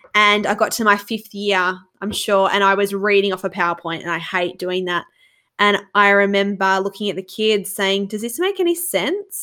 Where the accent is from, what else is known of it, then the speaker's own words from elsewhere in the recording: Australia; as an Australian